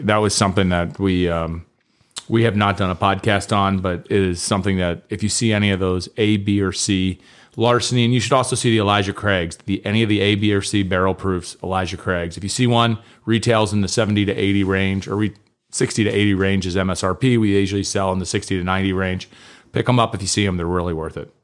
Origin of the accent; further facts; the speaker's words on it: Kentucky, United States; I grew up in Kentucky